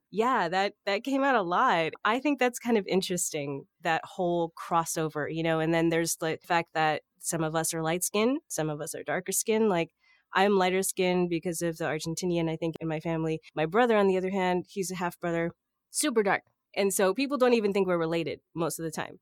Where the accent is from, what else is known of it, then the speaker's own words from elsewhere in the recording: Corpus Christi, Texas, United States; I'm from Corpus Christi, Texas